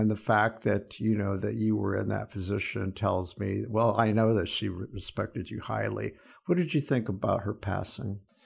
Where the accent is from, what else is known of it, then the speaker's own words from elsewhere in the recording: Fort Wayne, Indiana, United States; my hometown, Fort Wayne